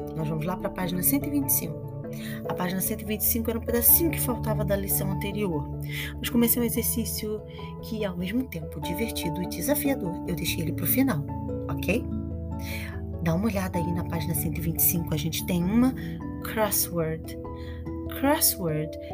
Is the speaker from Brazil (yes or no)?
yes; Brazil; I am from Brazil. É de onde eu venho